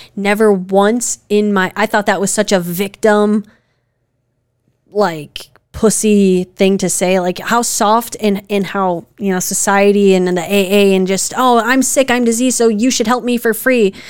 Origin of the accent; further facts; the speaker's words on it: Wisconsin, United States; we're from Wisconsin